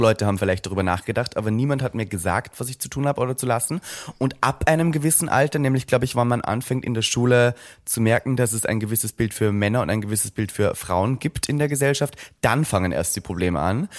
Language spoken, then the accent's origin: German; Austria; moved away as an adult; now in Berlin, Germany; ich komme aus Österreich